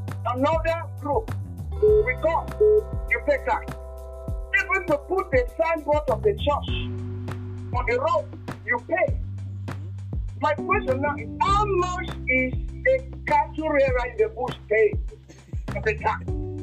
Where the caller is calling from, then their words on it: Nigeria; I'm calling from Nigeria.